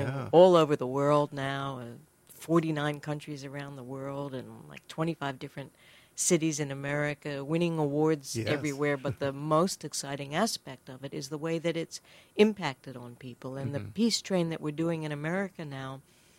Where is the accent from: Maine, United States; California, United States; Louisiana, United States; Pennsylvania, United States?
Pennsylvania, United States; Philadelphia; now in South Africa; I'm from Philadelphia, but I'm a permanent resident of South Africa